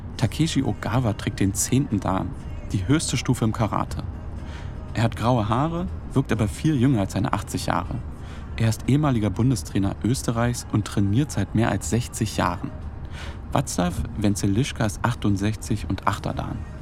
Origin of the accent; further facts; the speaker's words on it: Altlandsberg, Brandenburg, Germany; Ich bin hier aufgewachsen, im Nachbarort Neuenhagen zur Schule gegangen.